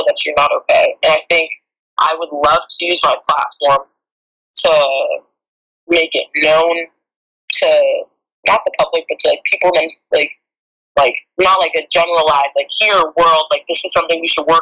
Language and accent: English; California, United States; I'm from California